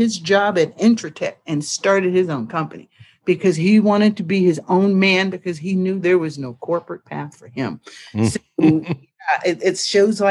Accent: Richmond, California, United States; I grew up in Richmond, California, not far from Oakland, San Francisco

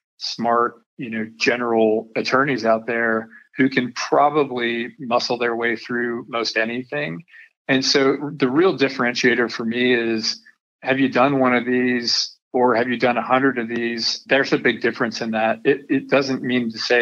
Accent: Denver, Colorado, United States; now in Texas, United States; I grew up in Denver, Colorado, so that makes me a mountain boy.

